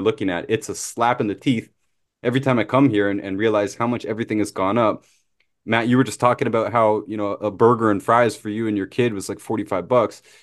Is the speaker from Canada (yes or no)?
yes; Canada; I'm Canadian